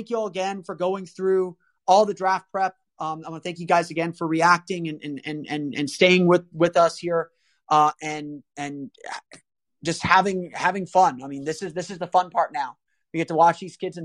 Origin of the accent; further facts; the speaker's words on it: Orlando, Florida, United States; I grew up in Orlando.